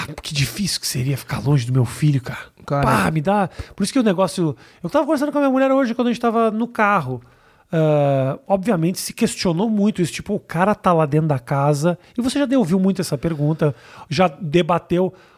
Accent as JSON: {"language": "Portuguese", "region": "Rio Grande do Sul", "country": "Brazil", "tie": "born or raised there", "moved": "yes", "said": "quando eu era moleque, por exemplo, no Rio Grande do Sul"}